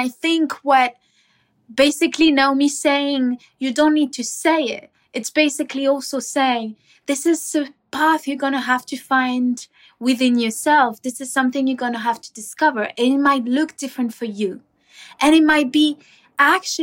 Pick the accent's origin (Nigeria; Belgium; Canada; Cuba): Cuba; We grew up in Cuba